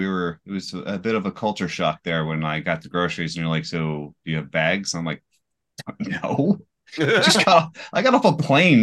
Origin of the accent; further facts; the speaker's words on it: United States; I'm an American, son.